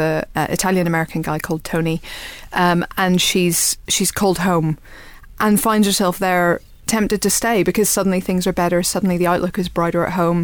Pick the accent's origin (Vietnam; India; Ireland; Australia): Ireland; now in United Kingdom; I'm Irish and I live over here